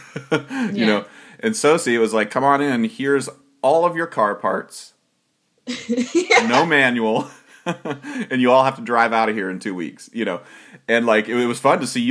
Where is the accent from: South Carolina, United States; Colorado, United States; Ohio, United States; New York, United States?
Ohio, United States; I'm a man from Ohio